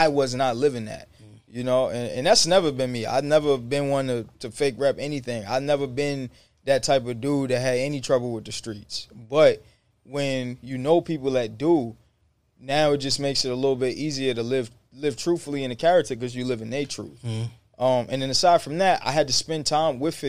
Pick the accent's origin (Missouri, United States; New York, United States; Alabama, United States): New York, United States; New York City; I'm from the hood. I'm from the Bronx. 161 Woody Crest